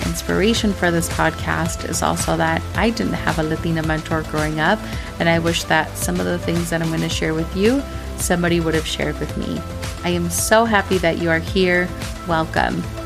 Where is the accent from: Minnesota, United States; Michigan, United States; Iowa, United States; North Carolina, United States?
Minnesota, United States; growing up in Minnesota